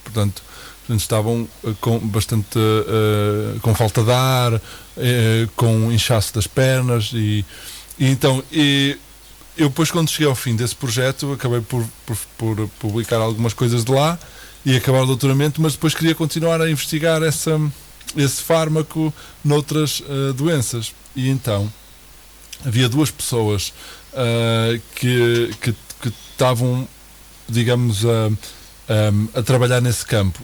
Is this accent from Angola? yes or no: no; Portugal; moved away as an adult; sendo português e tendo já alguns amigos no Porto